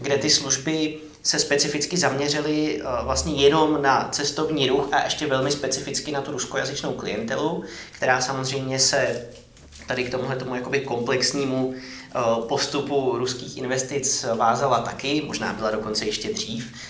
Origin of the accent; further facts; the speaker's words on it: Karlovy Vary, Karlovy Vary Region, Czechia; also born or lived in Ostrov; jsem v něm opravdu vyrostl a strávil hmm. jsem tam vlastně většinu svého života